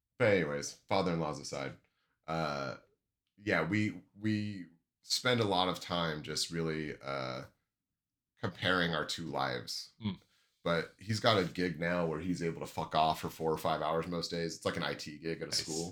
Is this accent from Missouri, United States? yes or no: no; Washington, United States; I grew up in Washington State